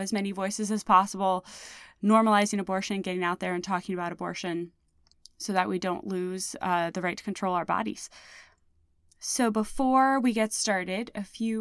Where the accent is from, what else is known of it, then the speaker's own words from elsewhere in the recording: Indiana, United States; moved away; my home state of Indiana. I've been living here for the last 2.5 years, but I've been coming home here on and off for over a decade.